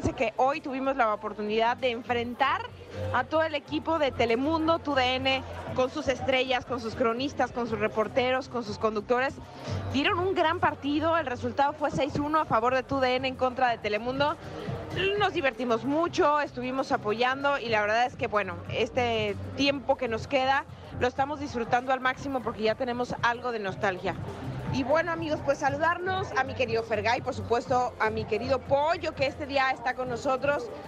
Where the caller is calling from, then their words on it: Xochimilco, Mexico City, Mexico; De acá de por Xochimilco.